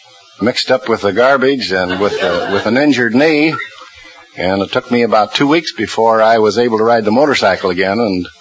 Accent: Lincoln, Nebraska, United States; Well, I'm from College View or Peanut Hill, Nebraska. That's a suburb just outside of Lincoln.

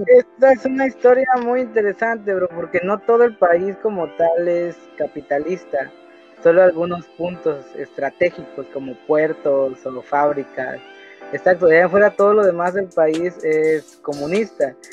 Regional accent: Mexico; somos mexicanos

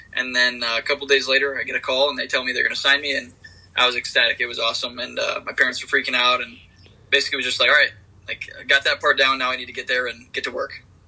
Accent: Michigan, United States; I'm from Michigan

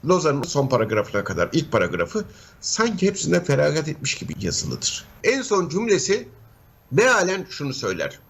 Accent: Turkey

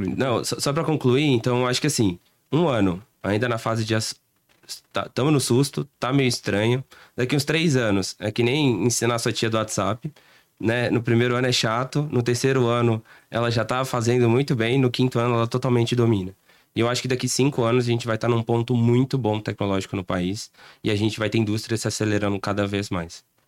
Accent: Brazil; a gente é, é, é meio malandro também como brasileiro

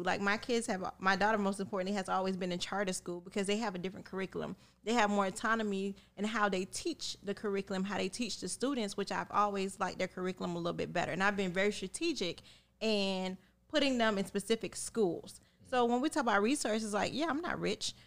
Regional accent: Miami, Florida, United States; growing up in Miami, I grew up in a melting pot

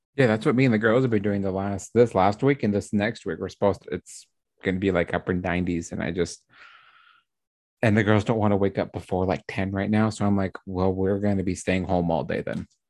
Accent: Utah, United States; also born or lived in Florida / Washington; I'm from Utah

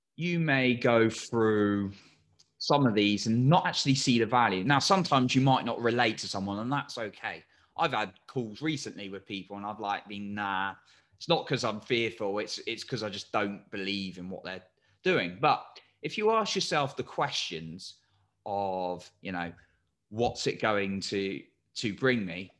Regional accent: England, United Kingdom; I'm English

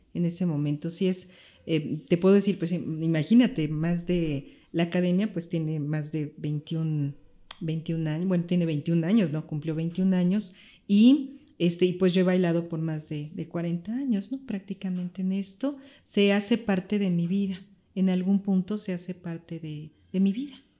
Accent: Mexico; soy mexicana

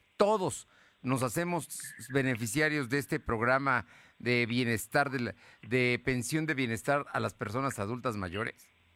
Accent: Mexico; como mexicano

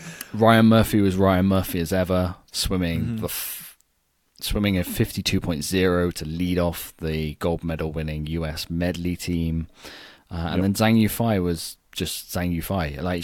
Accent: United Kingdom; as a Brit

